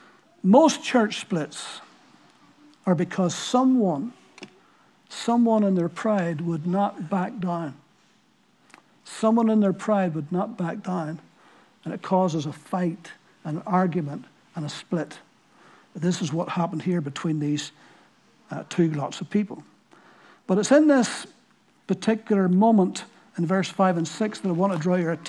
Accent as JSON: {"language": "English", "town": "Ballyclare", "region": "Northern Ireland", "country": "United Kingdom", "tie": "born or raised there", "accent": "Ballyclare", "said": "Wilson's Row in Ballyclare is? Well, that's my hometown"}